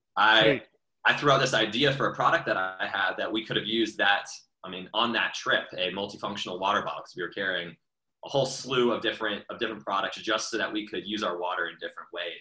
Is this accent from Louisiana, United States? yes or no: no; Atlanta, Georgia, United States; I grew up in Atlanta